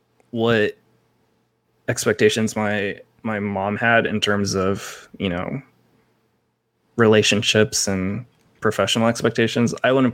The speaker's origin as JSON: {"language": "English", "country": "Philippines", "said": "So I never disassociated myself being Filipino."}